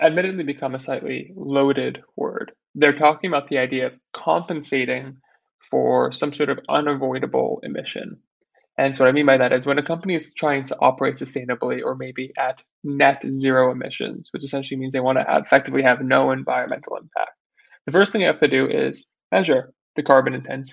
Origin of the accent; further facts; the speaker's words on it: New York, United States; I was born and raised in New York